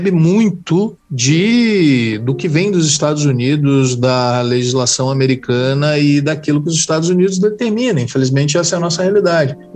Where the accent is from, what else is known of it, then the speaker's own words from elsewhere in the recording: Rio de Janeiro, Brazil; de Marechal, eu tenho propriedade para falar da batata da estação.